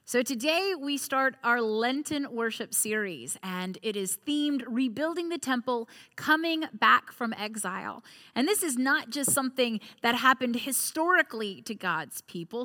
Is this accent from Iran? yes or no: no; United States; also born or lived in Crozet, Virginia; as an American, as a neighbor here in Crozet